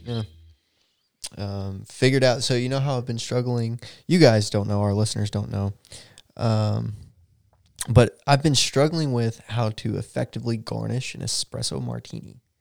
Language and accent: English; Texas, United States